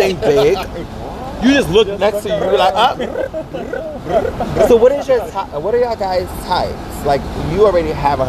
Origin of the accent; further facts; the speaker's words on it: United States; I'm American.